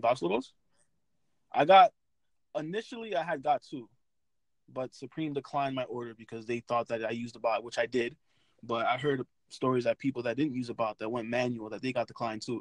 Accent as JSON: {"language": "English", "town": "New York City", "region": "New York", "country": "United States", "said": "I'm from Brooklyn, New York"}